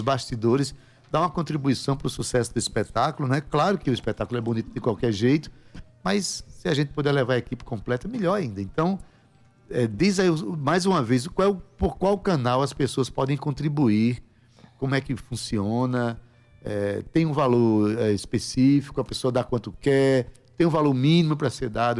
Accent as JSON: {"language": "Portuguese", "region": "Paraíba", "country": "Brazil", "said": "Onde a gente vai, a gente vai como paraibano"}